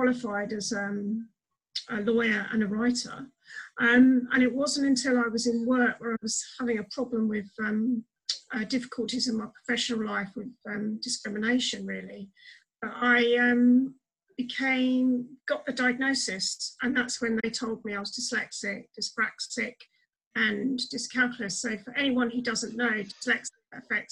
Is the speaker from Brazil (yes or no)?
no; Brighton, South East England, United Kingdom; moved away as an adult; now in Medway, United Kingdom; I'm originally from Brighton, but I live in Medway in Kent now.